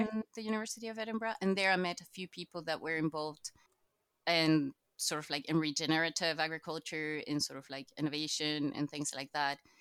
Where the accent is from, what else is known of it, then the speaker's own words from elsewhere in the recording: Chile; moved away as an adult; now in Scotland; I'm actually from Latin America. I'm Chilean